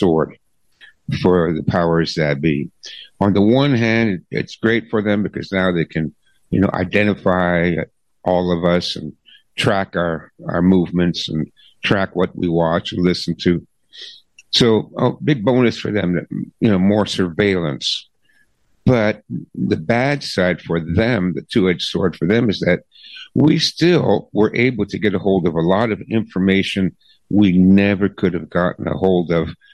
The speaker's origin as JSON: {"language": "English", "country": "Canada", "said": "I'm a Canadian"}